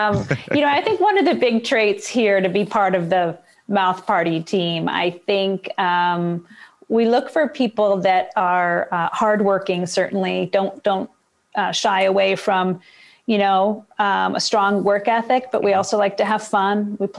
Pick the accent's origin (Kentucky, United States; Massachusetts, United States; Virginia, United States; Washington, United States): Massachusetts, United States; Boston; also born or lived in Seattle; now in Baltimore, United States; I'm from Seattle. Well, originally from Boston. I've kind of zigzagged around the country, but I spent 29 years in Seattle.